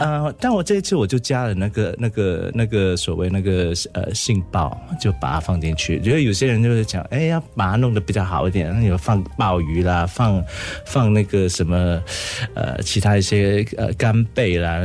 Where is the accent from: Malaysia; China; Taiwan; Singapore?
Singapore; 我们新加坡人